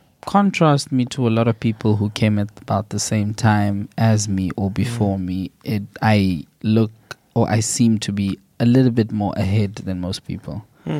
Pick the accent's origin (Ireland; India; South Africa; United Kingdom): South Africa; moved away as an adult; now in Sweden; So I was like busy with my master's back home in South Africa.